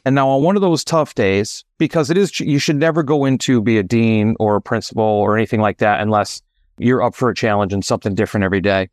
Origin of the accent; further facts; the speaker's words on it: Connecticut, United States; moved away as an adult; also born or lived in Oregon; now in Massachusetts, United States; I am originally from Oregon, and I now reside in Massachusetts by way of Connecticut.